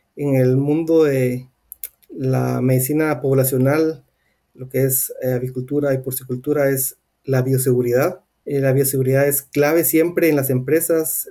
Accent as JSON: {"language": "Spanish", "country": "Guatemala", "moved": "yes", "said": "yo soy de Guatemala"}